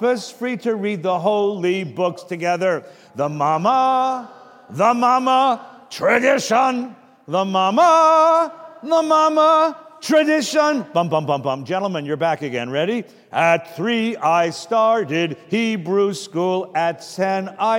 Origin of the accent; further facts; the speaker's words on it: California, United States; I'm from California